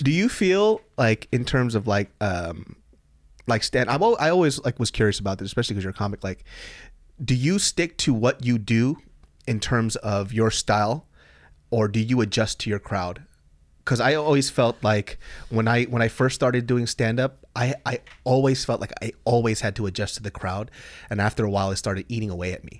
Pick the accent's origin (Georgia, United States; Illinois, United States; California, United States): California, United States; Sacramento; I grew up in Sacramento, California